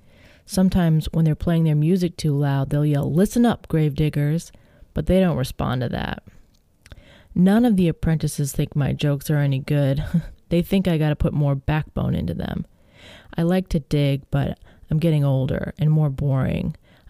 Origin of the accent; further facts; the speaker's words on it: Illinois, United States; I grew up near Chicago, not in Lincoln Park, of course. It was different then.